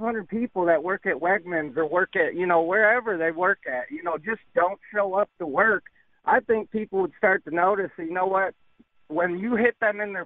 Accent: New York, United States; moved away; I'm from New York

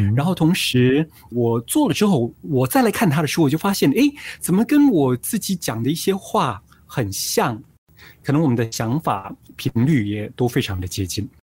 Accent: Singapore; 我们是新加坡人，然后我们住在这里

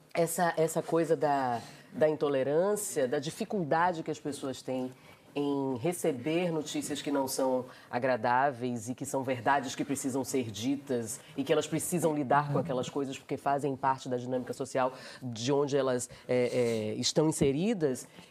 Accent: Salvador, Bahia, Brazil; eu sou baiana, sou soteropolitana

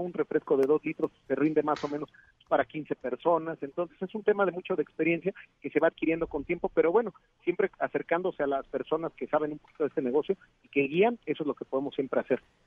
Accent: Mexico; Nosotros como mexicanos

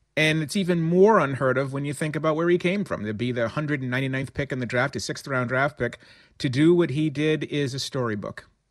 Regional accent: Boston, Massachusetts, United States; as a New Englander, as a Bostonian

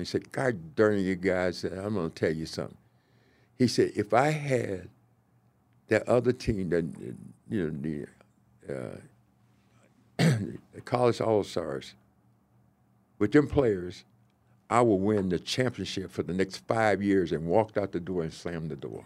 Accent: the South, United States; moved away as an adult; also born or lived in Minnesota; now in Kansas City, United States; I came from the South

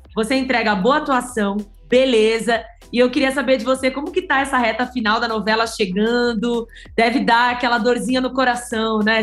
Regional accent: São Paulo, Brazil; eu sou aqui de São Paulo

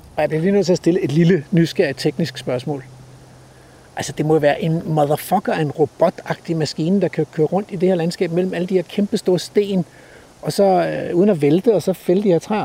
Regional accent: Denmark; som dansker til Sverige

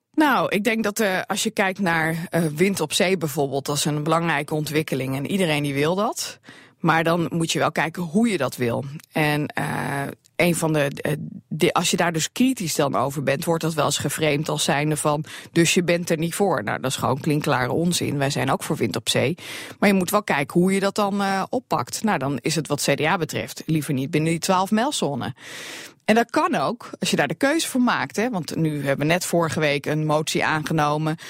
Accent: Drenthe, Netherlands; bij ons in Drenthe

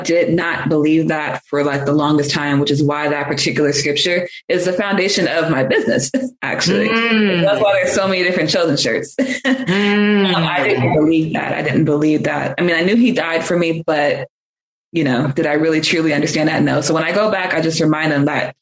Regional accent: Bay Area, California, United States; I was born in the Bay Area, and I really was raised all throughout it, definitely in the Richmond area, Vallejo area, Antioch, Brentwood area.

